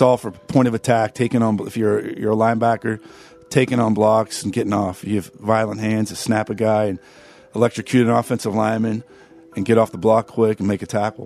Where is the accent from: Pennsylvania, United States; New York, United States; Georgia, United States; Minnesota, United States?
Pennsylvania, United States; Pittsburgh; growing up in Pittsburgh